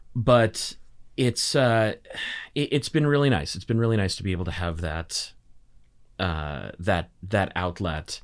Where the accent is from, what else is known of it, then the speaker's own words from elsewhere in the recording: Burnaby, British Columbia, Canada; I grew up in Burnaby, of all places.